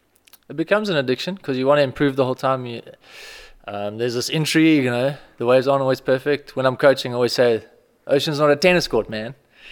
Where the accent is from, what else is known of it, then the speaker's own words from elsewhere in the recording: Strand, Western Cape, South Africa; I lived in Strand my whole life.